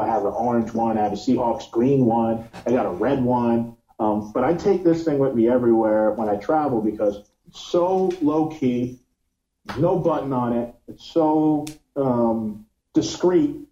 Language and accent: English; New York, United States; now in Miami, United States; I'm from New York, but I live in Miami